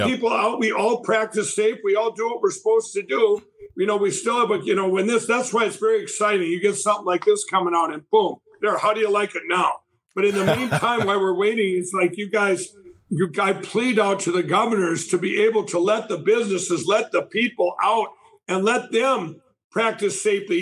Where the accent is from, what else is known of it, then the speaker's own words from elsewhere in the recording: Minnesota, United States; my home state of Minnesota